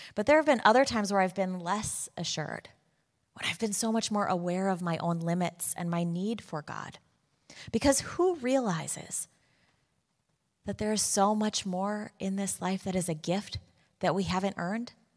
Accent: Chicago, Illinois, United States; moved away as an adult; now in Waltham, United States; I am from Chicago.

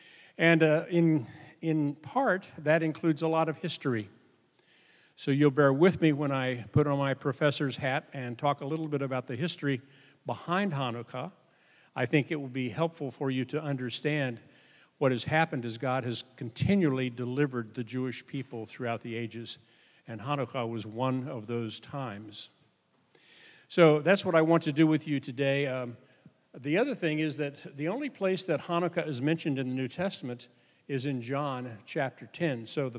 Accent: Sweden; Well, we're kinsmen. I'm from Sweden. So, I shouldn't have said that. I should have said I'm Norwegian, right? But I like to tell people that I'm Scandinavian at least, and then that's the good news. The bad news is that I'm Swedish.

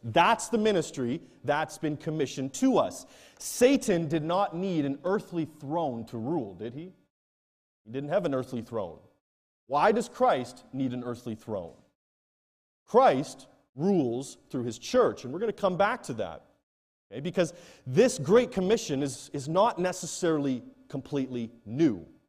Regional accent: Canada; moved away as an adult; now in Nigeria; I head back to my home country, Canada

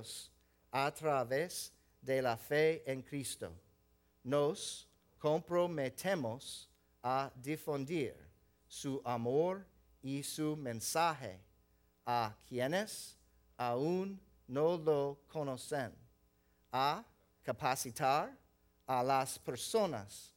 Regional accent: the South, United States; moved away; I grew up in the South.

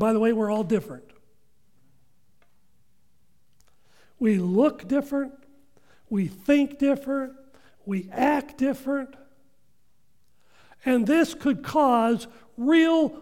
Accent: Washington, United States; I grew up in Washington

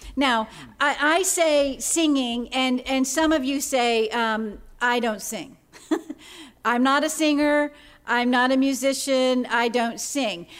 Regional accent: Florida, United States; the cool, clear, spring-fed waters that Craig and I grew up with in Florida

